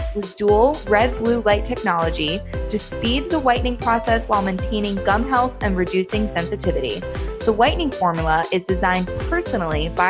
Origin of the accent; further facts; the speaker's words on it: New Jersey, United States; now in New York, United States; I live in New York, but I'm from Jersey. We're Jersey girls